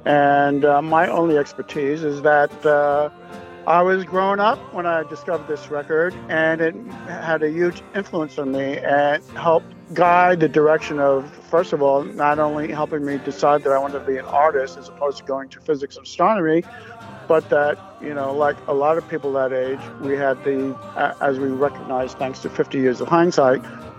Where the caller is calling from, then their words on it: Newburgh, New York, United States; also born or lived in East Village, New York City; I'm calling in from the Hudson Valley in a small city called Newburgh, New York, once known as the murder capital of the solar system